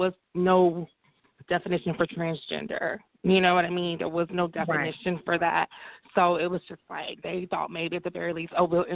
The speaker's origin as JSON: {"language": "English", "town": "Montgomery", "region": "Alabama", "country": "United States", "tie": "born or raised there", "said": "I grew up in Montgomery, Alabama, so very deep south."}